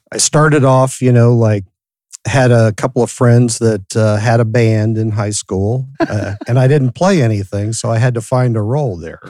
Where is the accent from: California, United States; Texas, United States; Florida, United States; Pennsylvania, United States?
California, United States; San Francisco; I grew up in San Francisco, my mom was a hippie, so I grew up in San Francisco